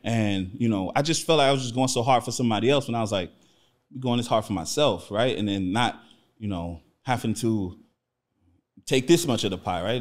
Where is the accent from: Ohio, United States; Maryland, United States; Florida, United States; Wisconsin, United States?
Florida, United States; Miami; also born or lived in New Orleans, Louisiana; I was born in New Orleans, but I grew up in Miami, Florida. I've been in Miami since I was like, I don't know, like five years old. So, I'm from Miami